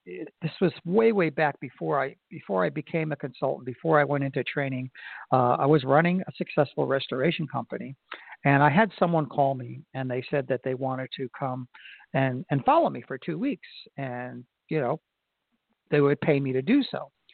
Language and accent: English; Florida, United States; in Florida, my home state